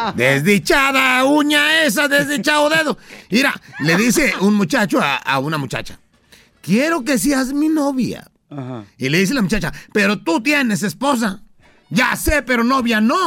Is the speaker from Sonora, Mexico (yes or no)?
no; Guerrero, Mexico; Anguerrero tenemos la tradición de la eh, tierra bendita de donde yo soy